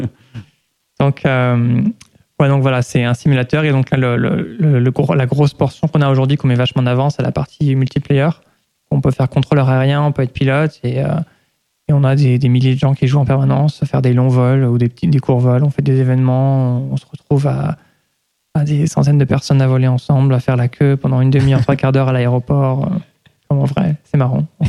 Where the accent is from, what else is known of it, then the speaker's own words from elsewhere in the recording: Lyon, Auvergne-Rhône-Alpes, France; moved away as an adult; also born or lived in United States; J'ai grandi en France, à Lyon